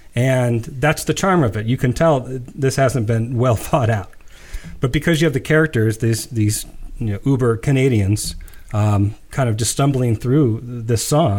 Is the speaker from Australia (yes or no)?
no; United States; as an American